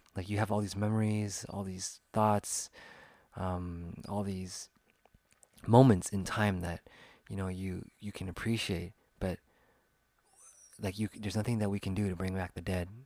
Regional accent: Sacramento, California, United States; It's a team that I liked growing up in my hometown.

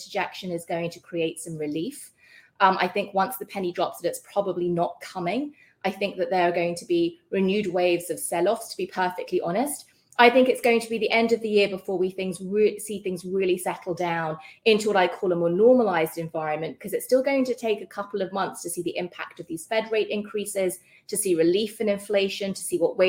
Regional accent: United Kingdom; accent: British; moved away; You can hear from my accent, I'm British

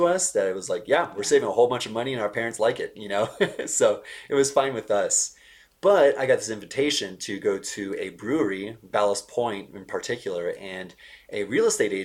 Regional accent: San Diego, California, United States; moved away as an adult; also born or lived in Bay Area; now in Denver, United States; I'm from San Diego, California. I was born and raised there

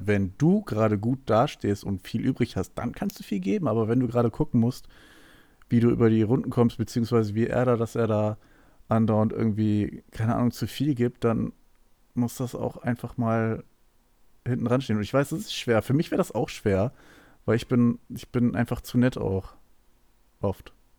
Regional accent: Hanover, Lower Saxony, Germany; bei uns in Hannover

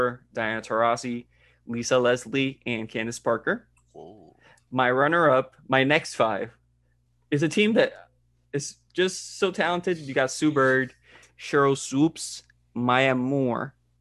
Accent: Puerto Rico; first language Spanish; English is a second language; I'm from Puerto Rico, so that's my native language

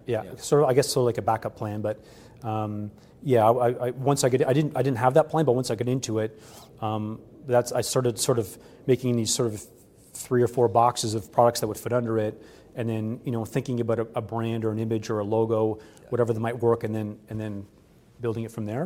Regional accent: Canada; being a Canadian

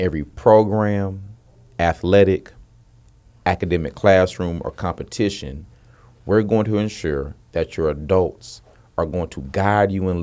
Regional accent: Houston, Texas, United States; I'm from Houston, Texas.

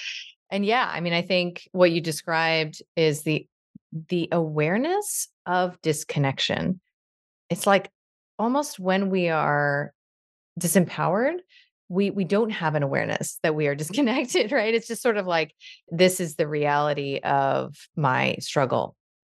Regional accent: New York, United States; You know, I'm a New Yorker, I'm a doctor, I'm a liberal, I'm a this

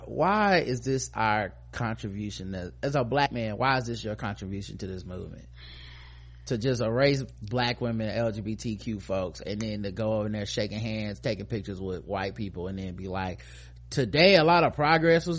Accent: United States; being an American

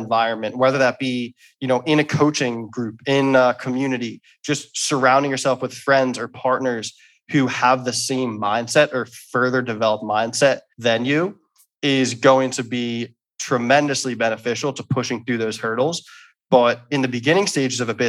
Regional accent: Philadelphia, Pennsylvania, United States; I'm from Philadelphia

